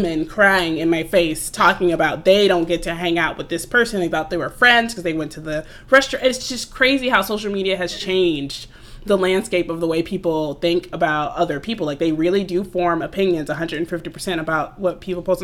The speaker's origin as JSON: {"language": "English", "town": "Atlanta", "region": "Georgia", "country": "United States", "said": "I'm from Atlanta actually originally"}